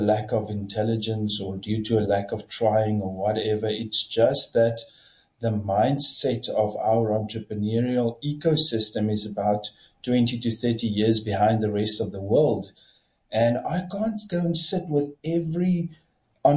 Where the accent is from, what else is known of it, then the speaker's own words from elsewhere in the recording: Kamieskroon, Northern Cape, South Africa; also born or lived in Stellenbosch; So I grew up in Camus in the Northern Cape, a very small town.